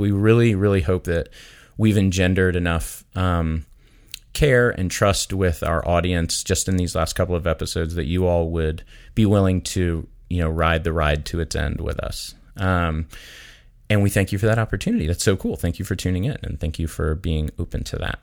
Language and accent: English; Daytona Beach, Florida, United States; I grew up in Daytona Beach, Florida